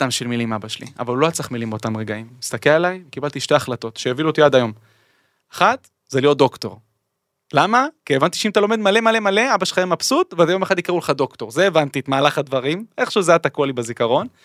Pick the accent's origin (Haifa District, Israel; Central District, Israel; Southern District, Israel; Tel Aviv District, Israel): Central District, Israel; Ness Ziona; בעיר המדהימה הזאת, המקום הנפלא הזה שמבחינתי הוא תמיד תמיד תמיד בית.